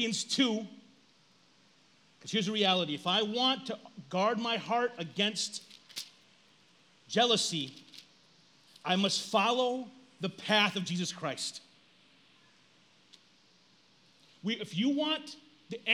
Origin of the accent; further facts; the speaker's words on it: United States; As Americans, we are a self-centered group of people